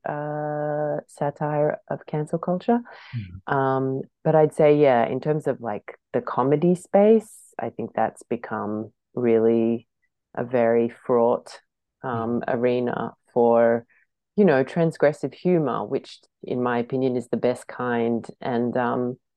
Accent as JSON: {"language": "English", "country": "Australia", "said": "being an Australian"}